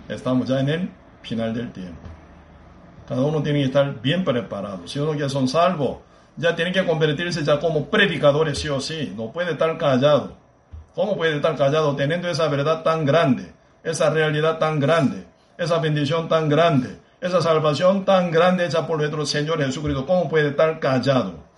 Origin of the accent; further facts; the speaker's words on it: Busan, South Korea; Spanish is a second language; now in Costa Rica; Busan, mi pueblo natal